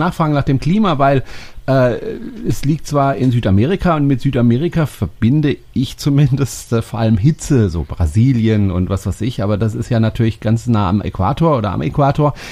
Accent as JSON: {"language": "German", "country": "Germany", "said": "als Deutscher"}